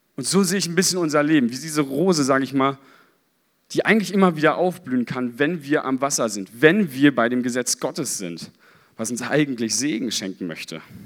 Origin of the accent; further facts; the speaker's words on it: Berlin, Germany; ich als Berliner